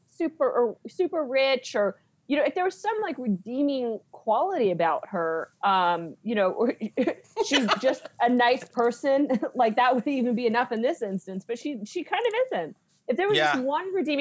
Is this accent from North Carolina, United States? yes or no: no; Kansas, United States; moved away; I'm from Kansas